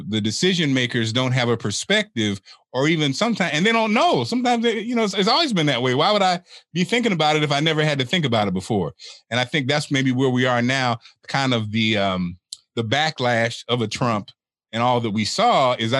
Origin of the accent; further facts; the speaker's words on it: Springfield, Illinois, United States; I'm from Springfield, Illinois, you know, and Springfield has a population of about 12% African-American